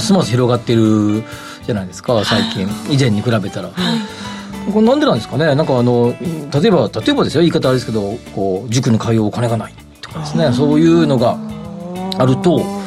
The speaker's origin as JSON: {"language": "Japanese", "region": "Kansai", "country": "Japan", "tie": "born or raised there", "moved": "yes", "lives_now": "Tokyo, Japan", "said": "出身があっちなんで"}